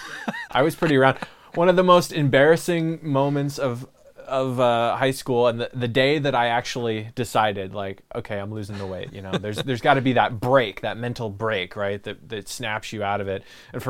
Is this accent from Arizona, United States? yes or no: no; Tigard, Oregon, United States; I'm coming straight from Tigard, Oregon.